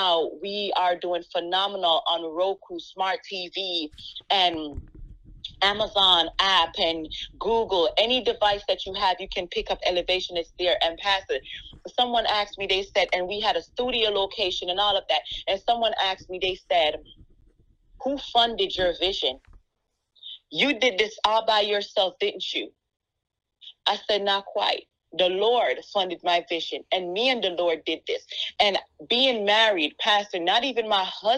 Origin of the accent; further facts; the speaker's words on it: Jamaica; accent: Jamaican; And my accent, it was something that held me back, because I felt like, you know, I have an accent. I'm Jamaican